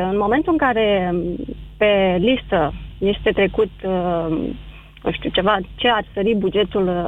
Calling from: Piatra Neamț, Neamț County, Romania; Din uh, Piatra Neamț.

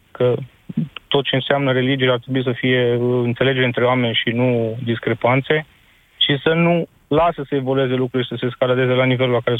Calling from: Timișoara, Timiș County, Romania; sunt de la Timișoara.

